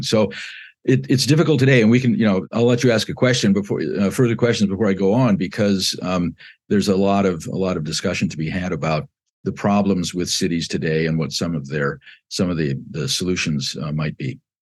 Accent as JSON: {"language": "English", "region": "Southern California", "country": "United States", "tie": "born or raised there", "also_born_or_lived": "Chicago, Illinois", "moved": "as an adult", "lives_now": "South Bend, United States", "said": "I was born in, uh, west suburban Chicago and moved with my family at the age of six to Southern California. And I lived there between nineteen fifty-eight and nineteen seventy-three"}